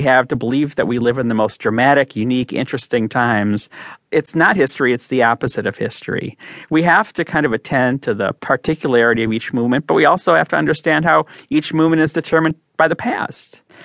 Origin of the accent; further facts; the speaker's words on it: Chicago, Illinois, United States; my hometown of Chicago